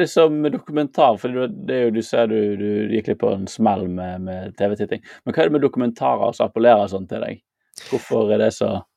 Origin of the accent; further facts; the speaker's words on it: Bergen, Vestland, Norway; der jeg vokste opp i Bergen